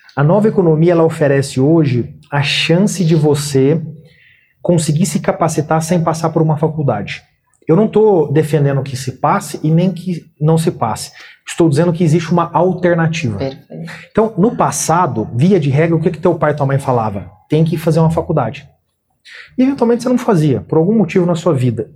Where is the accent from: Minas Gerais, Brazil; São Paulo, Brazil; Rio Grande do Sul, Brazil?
Minas Gerais, Brazil; Uberaba; moved away; eu nasci em Uberaba, Minas Gerais